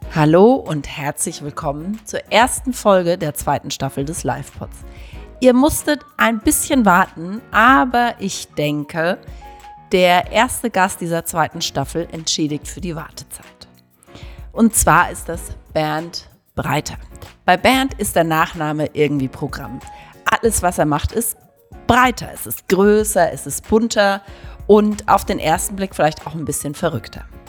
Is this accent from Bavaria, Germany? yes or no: yes; Lower Franconia, Bavaria, Germany; als Unterfränkin